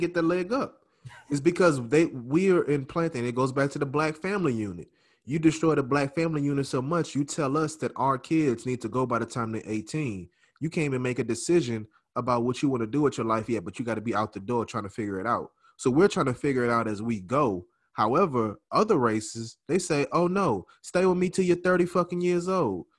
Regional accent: New Orleans, Louisiana, United States; I'm from New Orleans

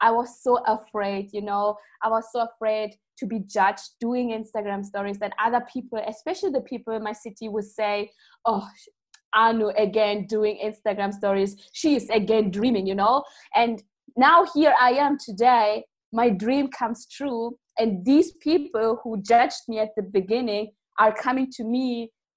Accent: Germany; I'm coming from Germany

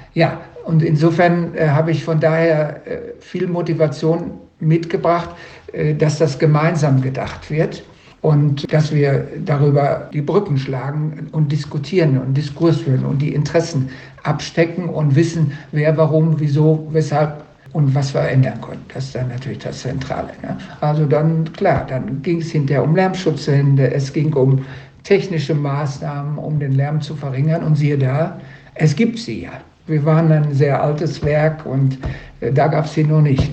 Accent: Sauerland, North Rhine-Westphalia, Germany; also born or lived in Dortmund; now in Duisburg, Germany; Ich bin eigentlich nicht aus dem Ruhrgebiet, ich bin aus dem Sauerland.

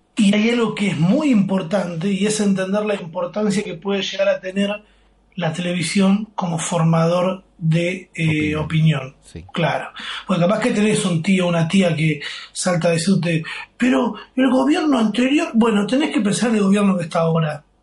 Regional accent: Buenos Aires Province, Argentina; also born or lived in Palermo, Buenos Aires; now in Buenos Aires, Argentina; nosotros venimos de un barrio que se llama Tordera, que es el conurbano

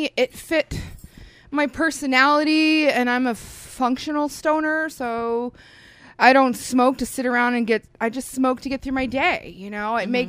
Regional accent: Florida, United States; now in Oklahoma, United States; Okay, so we are from South Florida, that's where we grew up. And we decided to come to Oklahoma for a nice change of pace and do something that we loved.

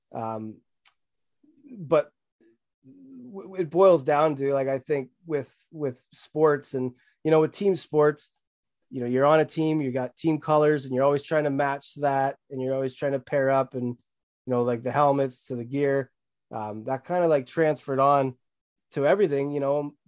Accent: Barrie, Ontario, Canada; I'm from Barrie, Ontario

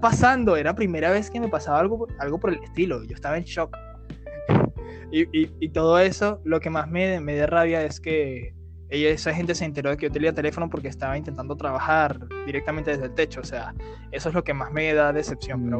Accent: Guarenas, Miranda, Venezuela; yo soy de Guarenas y está a 40 minutos más o menos de mi trabajo

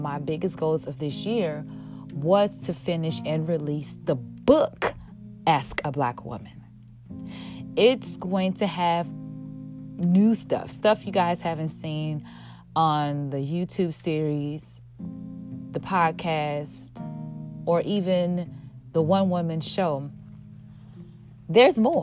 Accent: Chicago, Illinois, United States; my hometown of Chicago

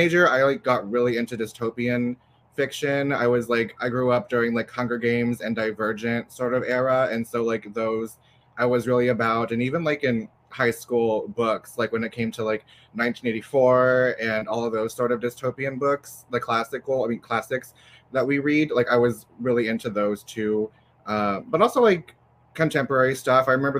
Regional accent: Texas, United States; as a Texan writer, especially as someone whose books will probably not see a lot of classroom shelves living in Texas

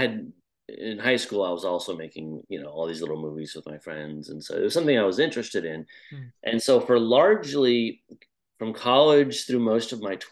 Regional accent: Midwest, United States; I grew up in the States, in the middle of the middle, so just really farmland. Small town

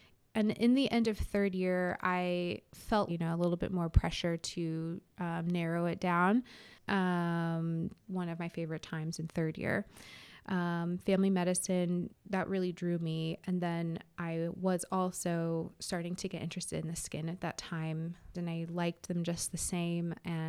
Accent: California, United States; I came from California, and so now have lived here for 2 years.

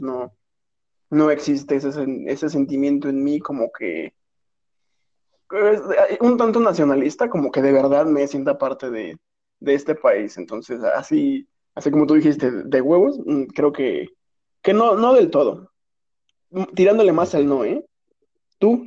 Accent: Mexico; somos mexicanos

